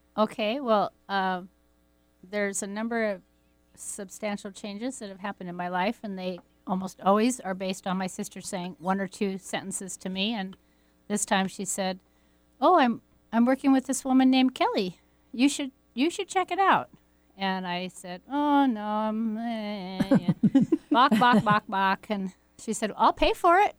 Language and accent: English; Pacific Northwest, United States; growing up in the Pacific Northwest and going down to the river